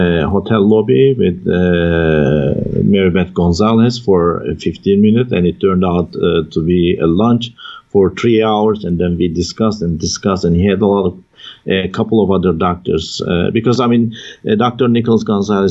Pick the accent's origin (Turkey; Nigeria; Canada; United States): Turkey; Taurus Mountains, southern Turkey; moved away; I was raised in the Taurus Mountains in the southern part of Turkey